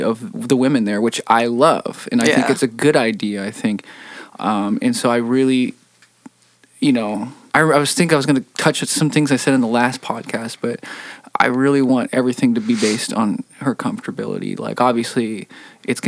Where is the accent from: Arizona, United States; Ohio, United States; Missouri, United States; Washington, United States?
Washington, United States; Seattle; Seattle, my hometown